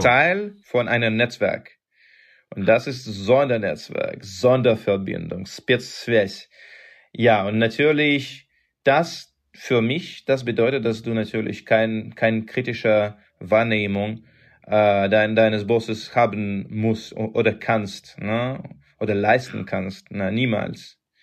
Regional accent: Russia; German is a second language; bei uns in Russland

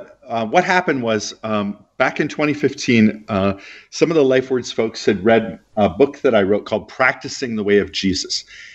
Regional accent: Minneapolis, Minnesota, United States; also born or lived in Heidelberg, Germany / Alabama / San Francisco / Texas; I was born in Heidelberg, Germany, but mostly raised in the Midwest of the United States in a city called Minneapolis.

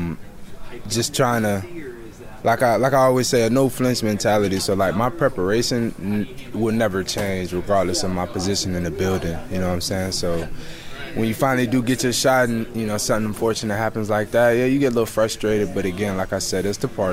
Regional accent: Connecticut, United States; I'm from Connecticut, so bunch of Giants fans.

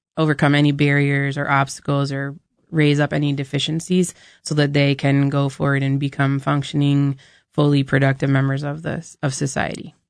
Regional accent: New Hampshire, United States; we, we grew up in New Hampshire

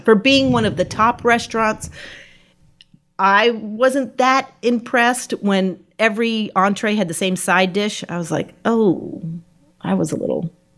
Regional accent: New England, United States; moved away as an adult; also born or lived in New York; now in Richmond, United States; I grew up in New England, so I didn't know anything further south than New Jersey

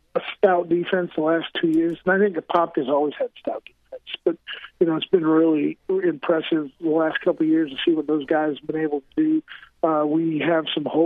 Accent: central Illinois, United States; also born or lived in Maine; I came from a small farm town in central Illinois

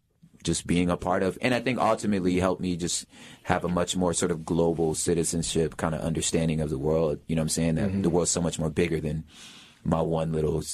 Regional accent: Los Angeles, California, United States; So I'm originally from South Central Los Angeles, 67th of San Pedro. That's where it started for me.

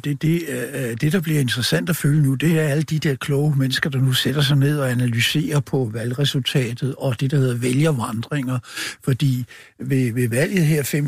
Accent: Copenhagen Western Suburbs, Capital Region of Denmark, Denmark; Jeg kommer fra Københavns Vestegn

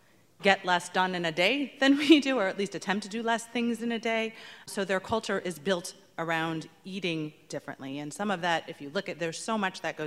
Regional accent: United States; I'm an American in town

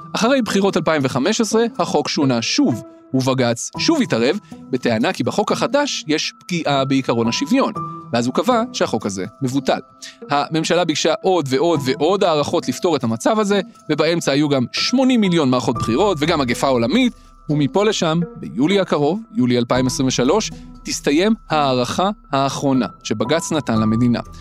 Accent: Petah Tikva, Central District, Israel; moved away; גדלתי בפתח תקווה

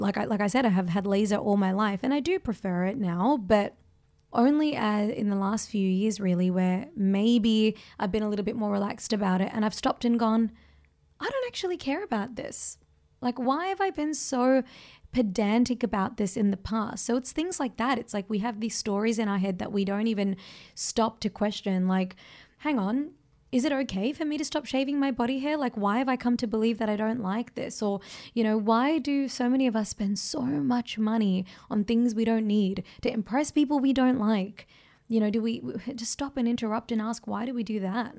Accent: Australia; because of my ethnicity, it cost me being an Australian

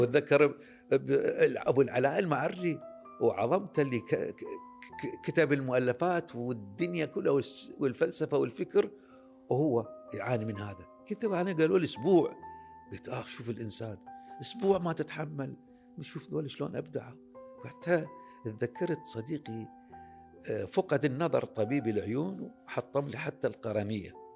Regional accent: Baghdad, Baghdad Governorate, Iraq; ولادتي انا بغداد كراده مريم ومنطقه شعبيه بمنطقه فقيره فقيره جدا يعني هذه بيوتها من الطين وسقوفها من العمدان نشأنا بها انولدت بها

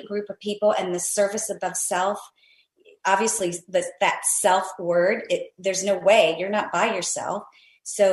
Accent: Steelton, Pennsylvania, United States; also born or lived in Morehead City, North Carolina; now in Florida, United States; Parents divorced. We moved in with my Italian grandparents that didn't speak much English in Steelton, Pennsylvania

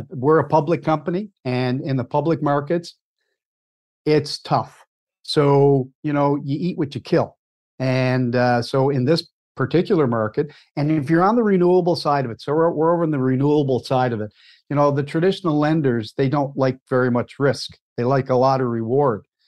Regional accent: Cape Breton Island, Nova Scotia, Canada; also born or lived in Halifax, Nova Scotia; I was born and raised in Cape Breton Island, Nova Scotia

